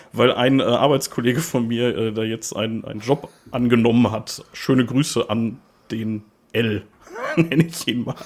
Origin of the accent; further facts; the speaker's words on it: Gladbeck, North Rhine-Westphalia, Germany; also born or lived in Gelsenkirchen; Ich äh, komme tatsächlich nicht gebürtig aus Gladbeck. Ich bin da nur aufgewachsen. Äh, gebürtig bin ich äh, aus Gelsenkirchen